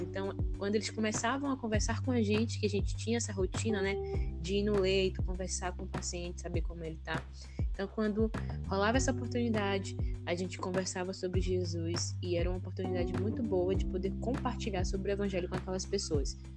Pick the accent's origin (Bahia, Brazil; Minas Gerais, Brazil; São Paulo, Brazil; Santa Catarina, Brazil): Bahia, Brazil; also born or lived in Conceição da Feira; eu sou baiana, né? Moro aqui na Bahia, no interior da Bahia, atualmente em Conceição da Feira.